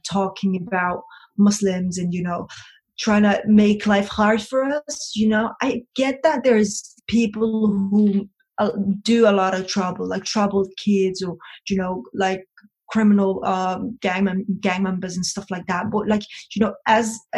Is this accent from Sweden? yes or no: no; Copenhagen, Capital Region of Denmark, Denmark; I was brought up in Copenhagen. It's the capital of Denmark.